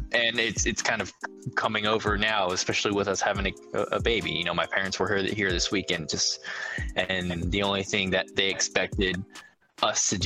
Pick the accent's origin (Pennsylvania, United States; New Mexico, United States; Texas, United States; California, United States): California, United States; San Diego; also born or lived in Palm Springs; growing up in San Diego and Palm Springs